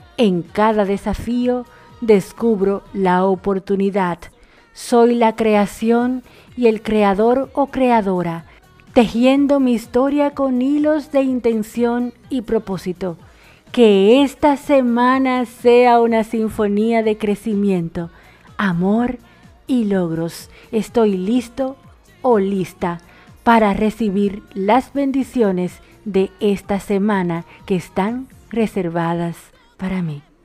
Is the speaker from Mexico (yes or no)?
no; Dominican Republic; now in Argentina; una dominicana en Argentina y la dominicana más argentina